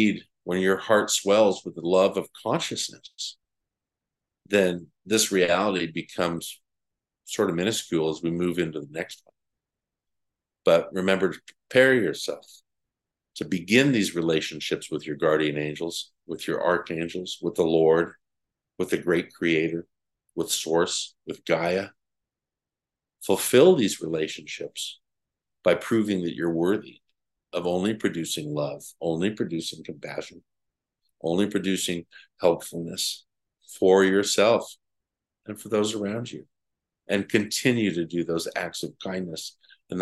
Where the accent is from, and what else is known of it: United States